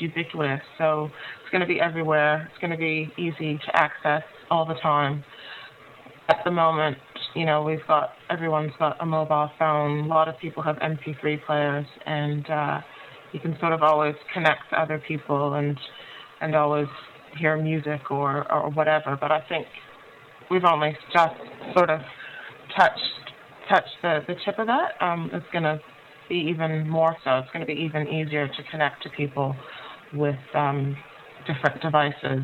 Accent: Canada; moved away as an adult; also born or lived in Montreal; now in Christchurch, New Zealand; I'm Black Canadian

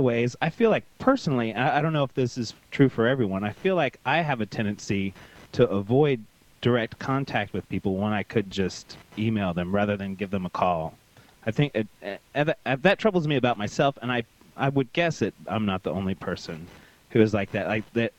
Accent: Tyler, Texas, United States; now in Houston, United States; I actually lived in Tyler, which is in East Texas, and it's a smaller city, and it's very very conservative and run much by the Baptist churches.

